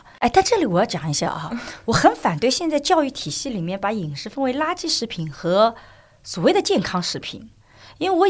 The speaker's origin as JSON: {"language": "Chinese", "country": "China", "said": "而且我们中国人吃饭的时间要比西方人吃饭时间"}